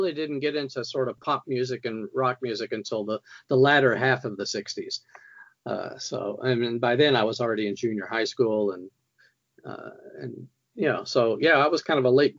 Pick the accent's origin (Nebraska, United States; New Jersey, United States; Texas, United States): Texas, United States; West; I was a child of the 1950s and 60s. I grew up in West Texas and in a small town.